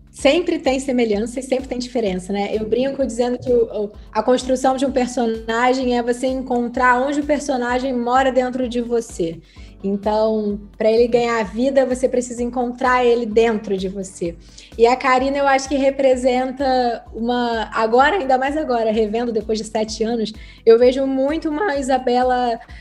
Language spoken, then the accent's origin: Portuguese; Nova Iguaçu, Rio de Janeiro, Brazil; also born or lived in Nilópolis; Eu nasci em Milópolis, mas eu fui criada em Nova Iguaçu